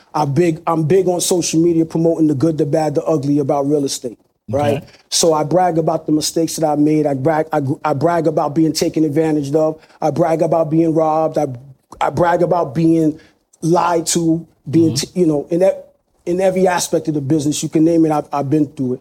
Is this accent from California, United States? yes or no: no; New York City, New York, United States; now in Long Island, United States; we grew up in the projects